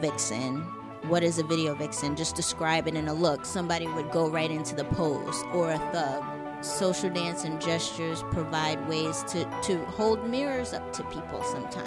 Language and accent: English; New York City, New York, United States; I'm originally from Jamaica, Queens.